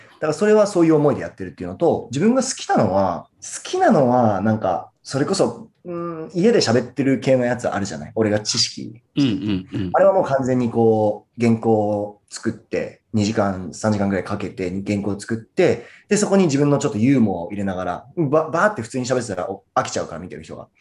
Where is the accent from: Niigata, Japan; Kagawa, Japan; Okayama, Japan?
Niigata, Japan; Murakami; 僕、新潟県の村上市出身なんですけ